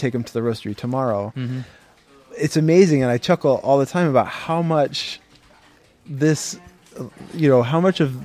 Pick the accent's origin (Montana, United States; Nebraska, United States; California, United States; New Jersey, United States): Montana, United States; now in New York, United States; I grew up in a small town in Montana